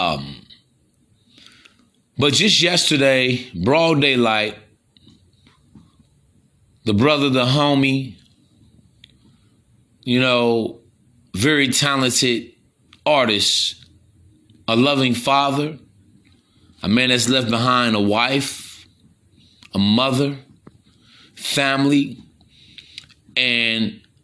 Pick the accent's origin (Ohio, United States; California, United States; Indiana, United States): Indiana, United States; East Chicago; I'm from East Chicago myself, man. It's only about, what, 20 minutes outside Chicago.